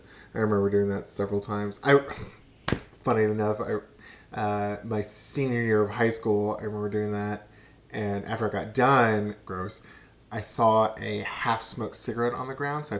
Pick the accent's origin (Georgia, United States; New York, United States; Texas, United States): Texas, United States; Austin; and I grew up in Austin.